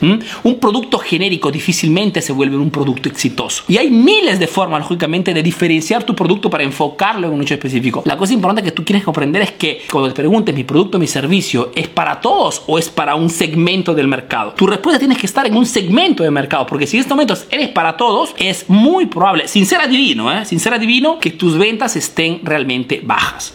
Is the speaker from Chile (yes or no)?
no; Peru; now in Italy